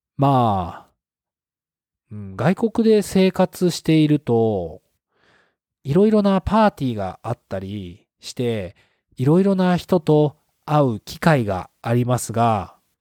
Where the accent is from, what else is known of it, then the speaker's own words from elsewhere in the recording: Japan; 私の地元の友達は Tinder はあまり使っていない